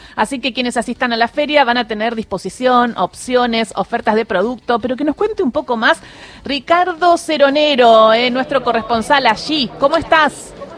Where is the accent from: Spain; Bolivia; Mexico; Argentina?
Argentina; Patagonia; soy patagónica y sí recuerdo el tren que tenemos nosotros de Río Gallegos a eh, Río Turbio